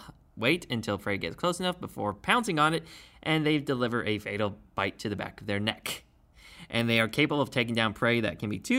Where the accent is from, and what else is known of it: Temecula, California, United States; born or raised there